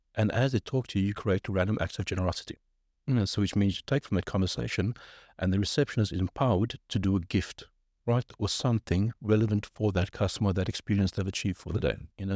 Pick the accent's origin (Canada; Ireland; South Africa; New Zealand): South Africa; moved away as an adult; also born or lived in Cape Town, South Africa / Johannesburg, South Africa / Birmingham, United Kingdom; now in London, United Kingdom; I'm from South Africa